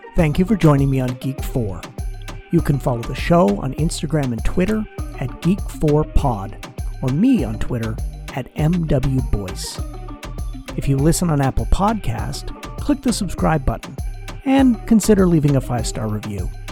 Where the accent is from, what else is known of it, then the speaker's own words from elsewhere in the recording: Southern Ontario, Canada; I grew up in a very small, uh, not a small town. It's a, it's a city in Southern Ontario